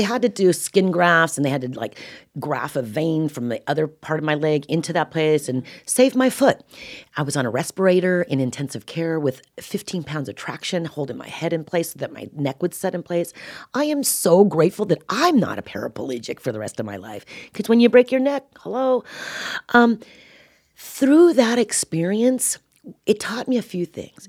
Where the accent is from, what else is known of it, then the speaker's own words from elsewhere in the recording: California, United States; I'm a Californian